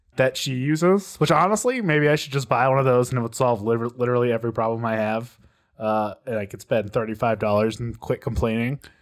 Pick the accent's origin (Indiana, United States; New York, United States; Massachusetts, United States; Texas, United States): Texas, United States; moved away as an adult; now in Colorado, United States; born and raised in Texas